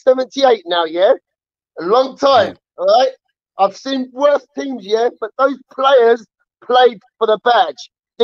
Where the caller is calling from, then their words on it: Enfield, London, United Kingdom; From Enfield, man.